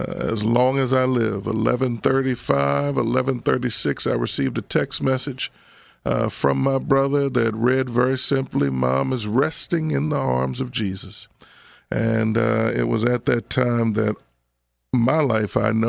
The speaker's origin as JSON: {"language": "English", "town": "Abington", "country": "United States", "tie": "born or raised there", "said": "the guys I grew up with in Abington"}